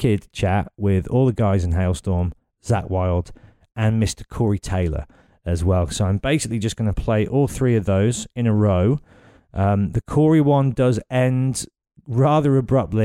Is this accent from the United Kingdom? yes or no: yes; Birmingham, West Midlands, United Kingdom; Birmingham, my hometown